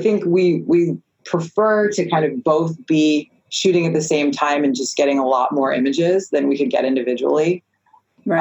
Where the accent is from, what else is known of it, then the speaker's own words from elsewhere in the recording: East Coast, United States; also born or lived in South Florida; I'm from the East Coast